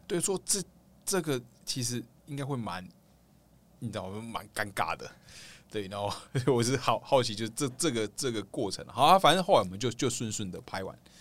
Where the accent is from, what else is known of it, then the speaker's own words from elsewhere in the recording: Kaohsiung, Taiwan; also born or lived in Tainan; 我是高雄人